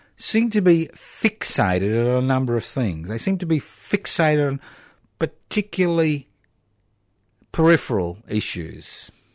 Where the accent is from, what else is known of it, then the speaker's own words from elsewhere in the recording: Queensland, Australia; I was born in Queensland decades ago